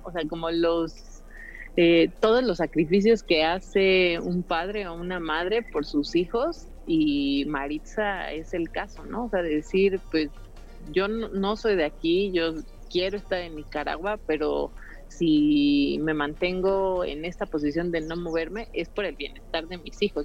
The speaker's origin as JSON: {"language": "Spanish", "country": "Mexico", "said": "yo me, involucro como productora mexicana para un proyecto en Costa Rica"}